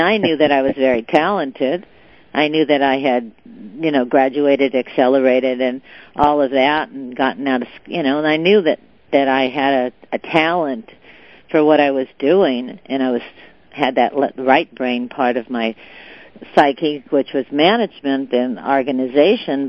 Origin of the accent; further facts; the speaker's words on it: Southern California, United States; also born or lived in China; I was born in Southern California, raised in Southern California, a product of uh, the public high schools and even public university.